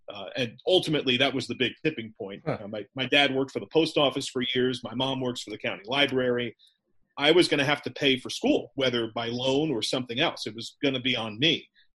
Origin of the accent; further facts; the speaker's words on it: New York, United States; I grew up in the New York metro area. I love the NFL.